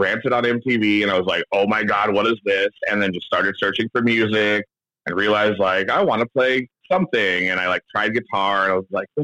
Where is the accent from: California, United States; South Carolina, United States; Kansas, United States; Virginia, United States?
California, United States; San Diego; moved away as an adult; now in Seattle, United States; In Ocean Beach, California, in San Diego